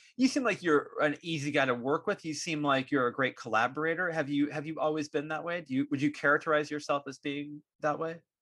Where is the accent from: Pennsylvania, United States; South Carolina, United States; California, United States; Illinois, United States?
California, United States; Concord; now in Walnut Creek, United States; I grew up in Concord